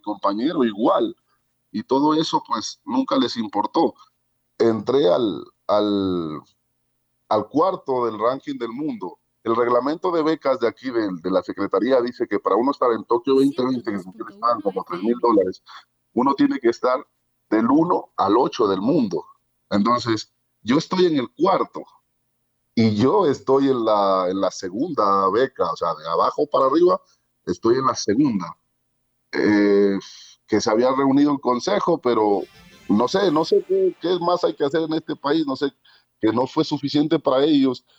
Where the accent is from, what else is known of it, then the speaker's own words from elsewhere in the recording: Ecuador; yo soy atleta ecuatoriano